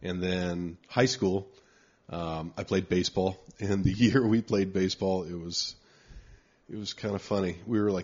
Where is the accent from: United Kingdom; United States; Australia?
United States; Anaheim, California; also born or lived in Signal Hill, California / New York; on the street I grew up on, when we moved to Anaheim from Signal Hill, there were a bunch of kids on the street. So we grew up playing